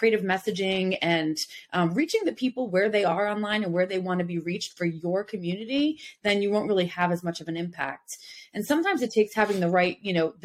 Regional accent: New Jersey / New York City area, Northeast, United States; moved away; also born or lived in the South (US); I'm originally from the Northeast, from the New Jersey, New York City area. And when I moved down South

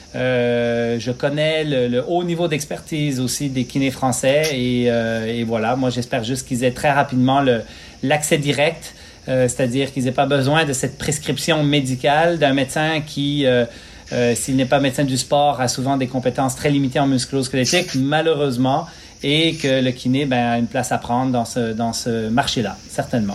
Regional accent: Quebec, Canada; also born or lived in Switzerland; Je suis né en Suisse euh, en 1973, immigré au Lac-Saint-Jean, deux heures au nord

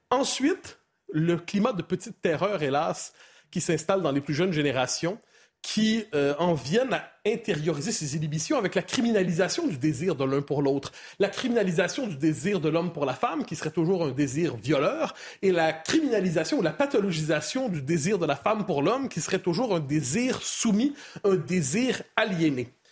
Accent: Quebec, Canada; chez moi, au Québec.

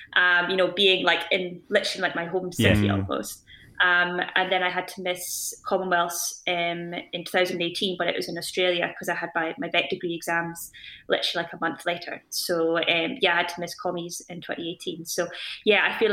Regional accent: Scotland, United Kingdom; I was born in Scotland, I got brought up in Scotland, I live and train in Scotland.

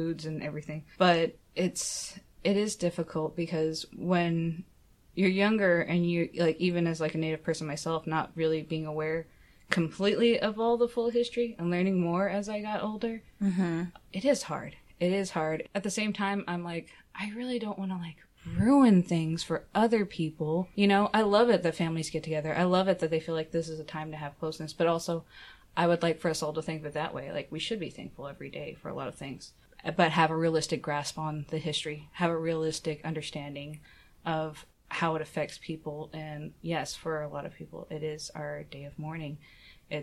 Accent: Shawnee, Oklahoma, United States; I grew up in Oklahoma. I grew up in, like, this little town called Shawnee, Oklahoma

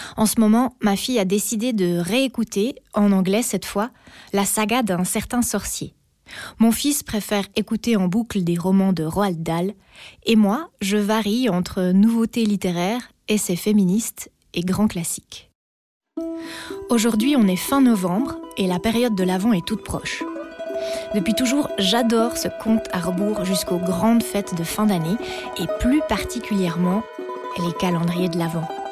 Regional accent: Switzerland; je suis suisse

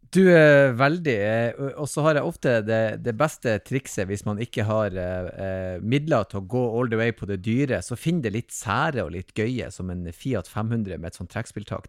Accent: Northern Norway, Norway; jeg er si, alibi fra Nord-Norge her oppe

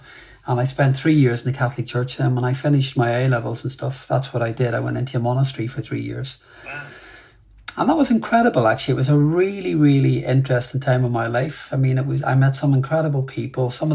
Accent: Belfast, Northern Ireland, United Kingdom; I grew up in Belfast, and grew up really in the 70s and 80s

